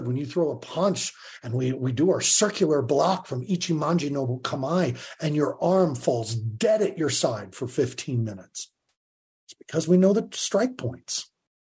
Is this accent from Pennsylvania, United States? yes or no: no; Longmont, Colorado, United States; I was from Longmont, Colorado, like just the middle